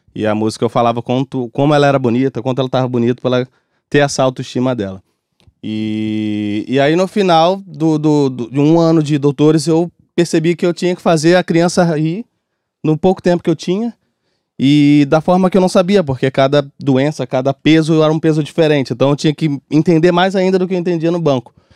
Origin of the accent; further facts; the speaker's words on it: Rio de Janeiro, Brazil; eu sou de comunidade e tudo mais. É, nascido e criado em Bangu